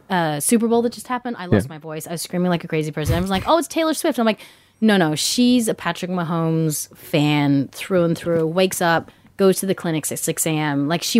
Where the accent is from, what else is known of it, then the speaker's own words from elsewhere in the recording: Australia; Growing up in Australia, there's tons of English people.